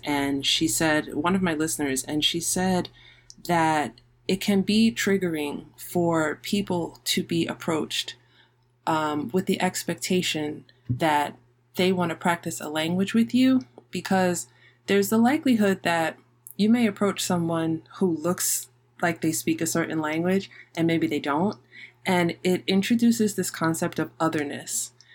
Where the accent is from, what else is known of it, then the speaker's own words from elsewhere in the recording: New York City, New York, United States; also born or lived in Manhattan / Queens; I was physically born in Manhattan, but I grew up and I was raised in the Bronx.